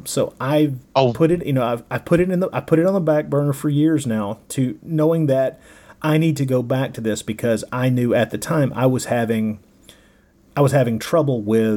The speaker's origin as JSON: {"language": "English", "area": "Tennessee and Alabama", "region": "the South", "country": "United States", "tie": "born or raised there", "accent": "Southern drawl", "said": "I grew up in the South, in Tennessee and Alabama"}